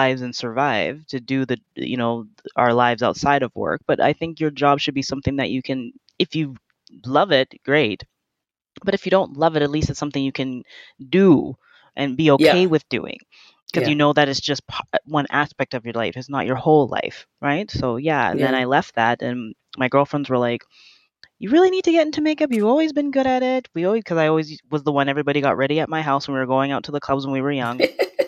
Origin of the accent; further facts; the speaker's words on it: Canada; born there; Well, I was born in Canada, but my parents are both Jamaican.